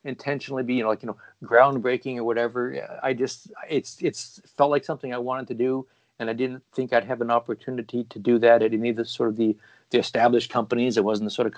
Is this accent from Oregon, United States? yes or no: yes; Portland, Oregon, United States; moved away as an adult; also born or lived in East Coast, United States; my hometown, Portland, Oregon. And I had just moved back here myself from living on the East Coast for a bunch of years